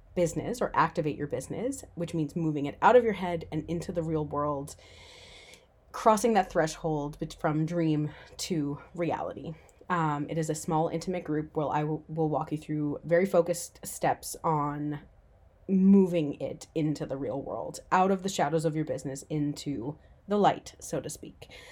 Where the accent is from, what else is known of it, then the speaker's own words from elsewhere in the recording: Newfoundland and Labrador, Canada; moved away as an adult; also born or lived in Vancouver; I decided to move back to my hometown on the other side of the country, a little island off the east coast of Canada called Newfoundland.